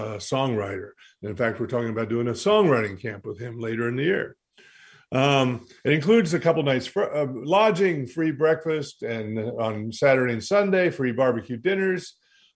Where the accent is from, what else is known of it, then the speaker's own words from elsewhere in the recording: Haywood County, North Carolina, United States; I grew up in Haywood County